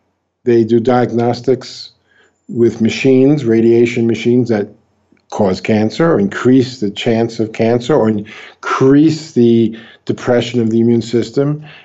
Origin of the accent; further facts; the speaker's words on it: New York, United States; now in Brazil; New York.